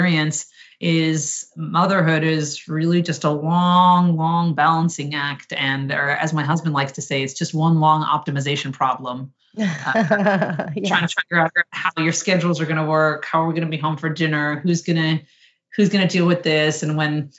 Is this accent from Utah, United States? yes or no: no; New Jersey, United States; I grew up in New Jersey.